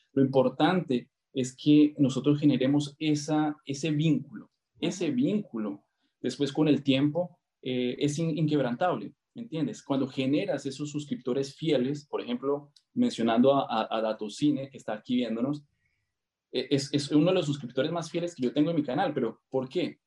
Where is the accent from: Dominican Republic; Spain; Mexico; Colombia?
Colombia; also born or lived in Argentina; now in Brazil; soy colombiano, viví eh, ocho años en Argentina